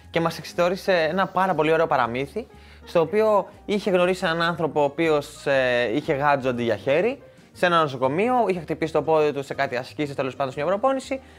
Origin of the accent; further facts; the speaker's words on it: Cyprus; Κομπάρε, εγώ είμαι από Σύπρο, έχω κάνει